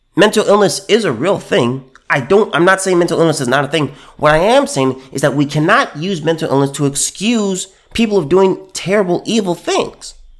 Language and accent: English; California, United States; I'm from California